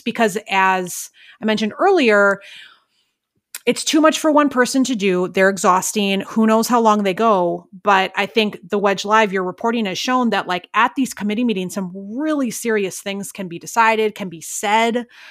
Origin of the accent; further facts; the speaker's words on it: Milwaukee, Wisconsin, United States; now in Minneapolis, United States; I'm from Milwaukee